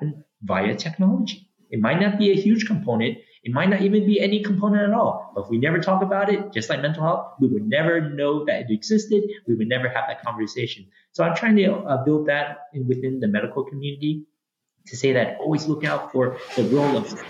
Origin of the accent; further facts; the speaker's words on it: San Francisco, California, United States; also born or lived in Hawaii; now in Olympia, United States; I'm originally from San Francisco. I grew up there. I went to local schools right there in the city